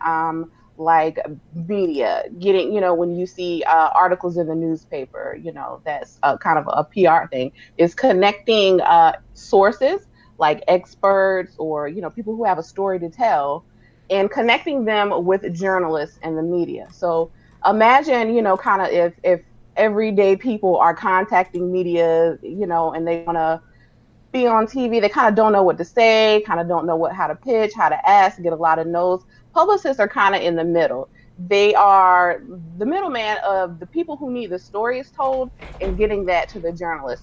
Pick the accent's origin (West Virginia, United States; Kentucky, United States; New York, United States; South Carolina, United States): South Carolina, United States; Sumter; moved away as an adult; also born or lived in Wedgefield, South Carolina / Baltimore, Maryland / Nashville; I am originally from South Carolina, Sumter, South Carolina, to be exact.